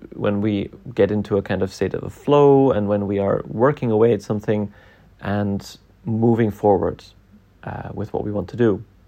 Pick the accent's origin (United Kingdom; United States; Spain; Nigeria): United Kingdom; Scotland; growing up in Scotland